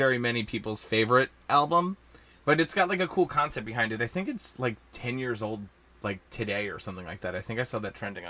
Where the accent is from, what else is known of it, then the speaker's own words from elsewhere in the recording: New Jersey, United States; accent: New Jersey; My New Jersey accent is not helping at all